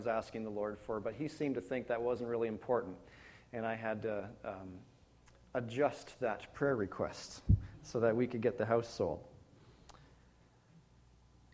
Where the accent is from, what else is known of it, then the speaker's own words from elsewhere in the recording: Penetanguishene, Ontario, Canada; also born or lived in Wainfleet, Ontario / Hamilton, Ontario; now in London, Canada; Well, Toronto, Ontario. You know, nobody knows where Penetang is.